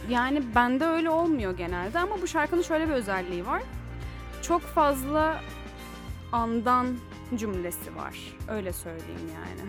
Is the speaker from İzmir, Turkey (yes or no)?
yes; İzmir, Turkey; bir İzmirli olarak